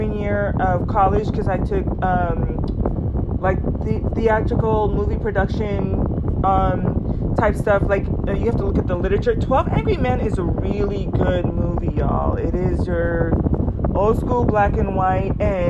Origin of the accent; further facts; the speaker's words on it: Southern California, United States; I grew up in Southern California, kind of like low-key granola valley girl